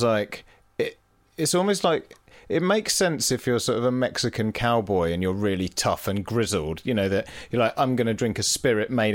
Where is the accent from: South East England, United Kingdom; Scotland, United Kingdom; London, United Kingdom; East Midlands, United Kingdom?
East Midlands, United Kingdom; Leicester; where I grew up in Leicester